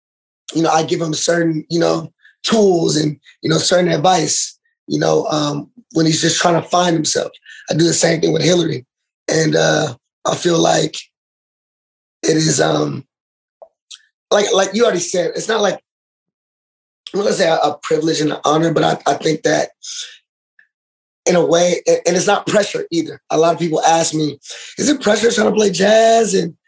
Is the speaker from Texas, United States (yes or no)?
yes; Dallas, Texas, United States; born there; I wouldn't say I'm from Dallas, but I was born in Dallas.